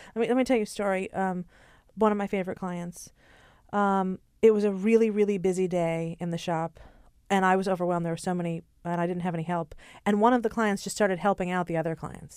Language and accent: English; Hartford, Connecticut, United States; also born or lived in Japan; now in New York, United States; I'm from Hartford, Connecticut.